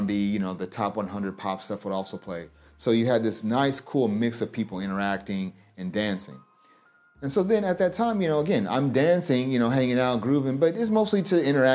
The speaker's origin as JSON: {"language": "English", "region": "Kansas", "country": "United States", "tie": "born or raised there", "also_born_or_lived": "Omaha, Nebraska / St. Louis, Missouri", "moved": "as an adult", "lives_now": "Japan", "said": "I was born in Kansas, and I basically live throughout Kansas during most of my life"}